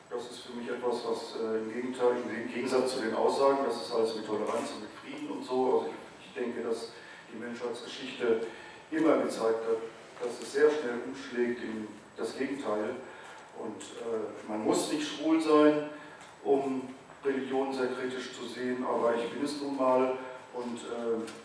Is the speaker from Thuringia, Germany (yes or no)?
no; North Rhine-Westphalia, Germany; ich bin zwar katholisch aufgewachsen in Westfalen, in einem kleinen Dorf